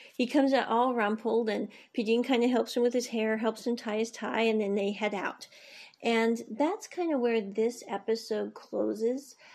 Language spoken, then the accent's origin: English; United States; I grew up in the States